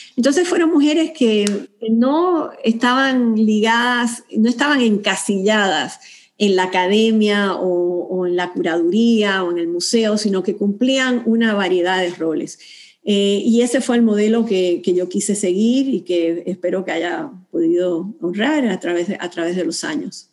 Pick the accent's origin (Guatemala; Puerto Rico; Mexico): Puerto Rico; moved away as an adult; now in Houston, United States; yo como puertorriqueña, es verdad que ya llevaba trabajando acá en Estados Unidos, pero como puertorriqueña ya he podido llegar a Houston